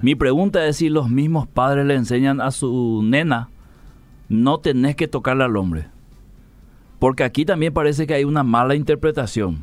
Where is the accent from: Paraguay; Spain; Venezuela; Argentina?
Paraguay; Lambaré, Central; Yo soy acá de Lambaré